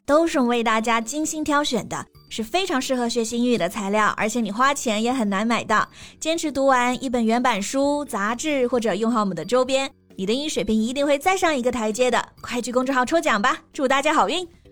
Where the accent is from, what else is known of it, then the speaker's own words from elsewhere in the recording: China; 我们中国人